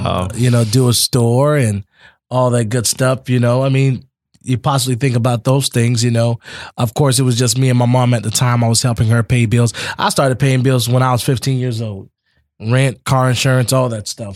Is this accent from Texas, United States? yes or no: no; Immokalee, Florida, United States; also born or lived in Naples, Florida; I was raised in Immokalee, but born out of Naples Collier Hospital. But grew up in Immokalee all my life